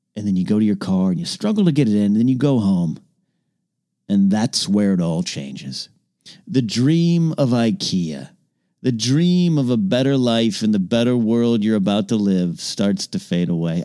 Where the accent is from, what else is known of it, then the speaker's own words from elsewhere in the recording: Arroyo Grande, California, United States; moved away; My hometown of Rio Grande, California